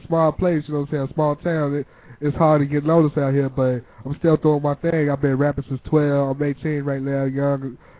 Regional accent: Illinois, United States; now in Iowa City, United States; I moved there from someplace else. I'm from Raphael, Illinois.

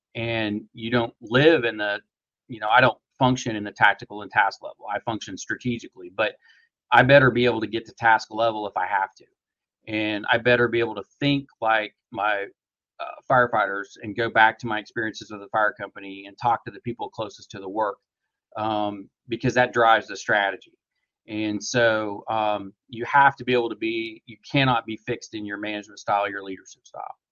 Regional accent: small town in middle of Oklahoma, United States; now in Tulsa, United States; I was born in Tulsa, but we progressively moved to the country, and so um, I went to a small town in uh, kind of middle of Oklahoma. Uh, graduated high school there

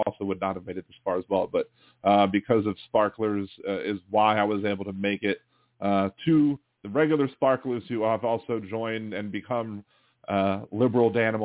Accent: Baltimore, Maryland, United States; moved away; also born or lived in Wilmington, Delaware; I'm from Baltimore originally

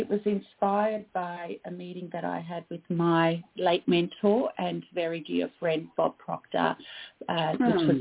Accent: Australia; I am Australian

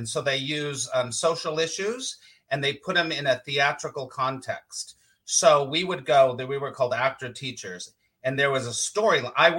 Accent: Los Angeles, California, United States; California, Los Angeles.

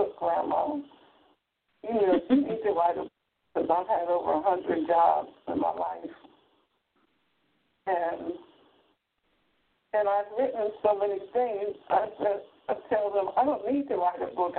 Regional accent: Camden, New Jersey, United States; also born or lived in Philadelphia; me as a child growing up in Camden, New Jersey

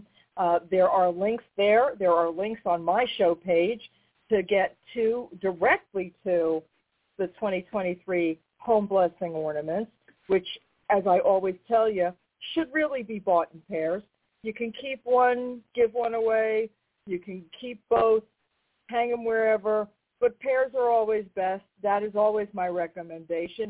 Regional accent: New York, United States; I'm from New York

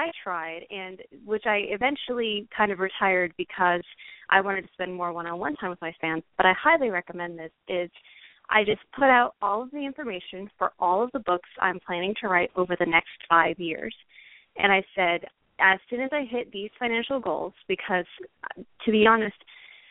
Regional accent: Portland, Oregon, United States; my hometown, which is Portland, Oregon.

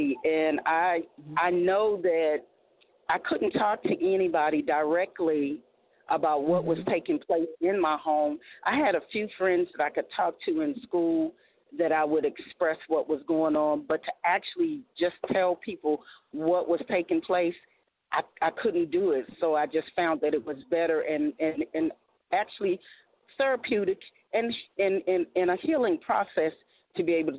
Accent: Washington, District of Columbia, United States; now in South Carolina, United States; Miz Author T actually lives in South Carolina, but I am from Washington, D.C.

